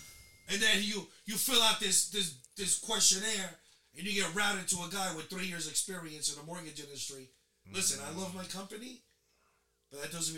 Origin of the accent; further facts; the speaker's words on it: New York City, New York, United States; We grew up in Queens, man.